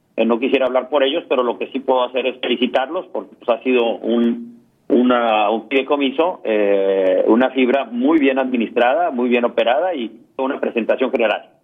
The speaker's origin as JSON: {"language": "Spanish", "region": "Tamaulipas", "country": "Mexico"}